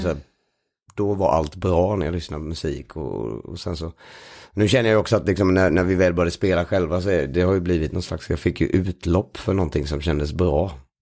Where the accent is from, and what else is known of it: Sweden; born or raised there; moved away as an adult; now in Stockholm, Sweden